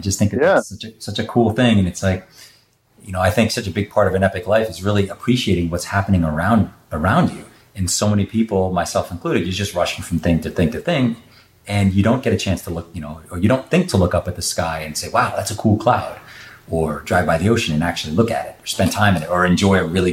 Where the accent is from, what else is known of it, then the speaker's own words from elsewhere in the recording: Boston, Massachusetts, United States; moved away; I'm from Boston